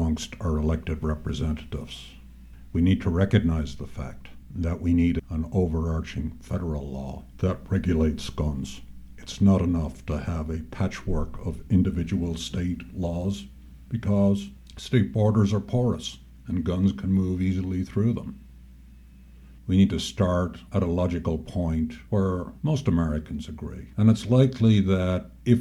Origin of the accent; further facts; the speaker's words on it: Ireland; also born or lived in New York State; now in New York, United States; I grew up in Ireland, in a house with a gun